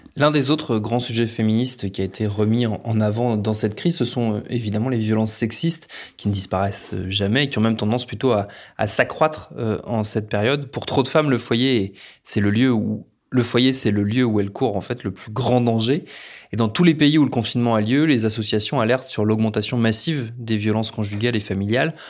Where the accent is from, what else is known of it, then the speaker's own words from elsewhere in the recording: France; chez nous en France